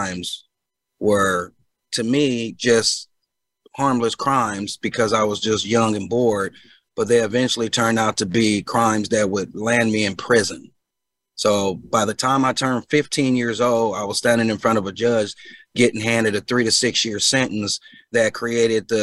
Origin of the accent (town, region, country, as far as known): Omaha, Nebraska, United States; born or raised there; also born or lived in Chicago, Illinois